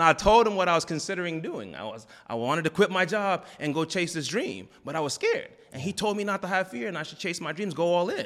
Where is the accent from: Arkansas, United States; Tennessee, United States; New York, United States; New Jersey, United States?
New Jersey, United States; moved away as an adult; also born or lived in Raleigh, North Carolina / Texas; I grew up in Jersey